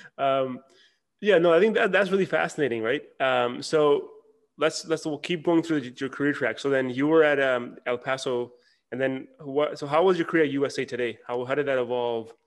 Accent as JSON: {"language": "English", "town": "Toronto", "region": "Ontario", "country": "Canada", "moved": "as an adult", "lives_now": "Dallas, United States", "said": "I'm from Toronto"}